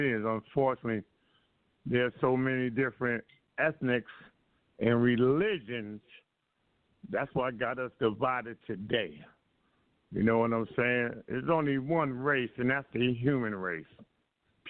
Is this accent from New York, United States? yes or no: yes; New York City, New York, United States; born and raised in Harlem